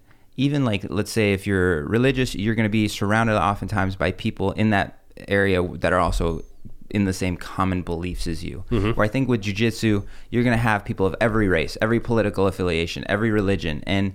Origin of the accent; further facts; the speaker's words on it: Russia; born there; I was born in Russia, Russian family.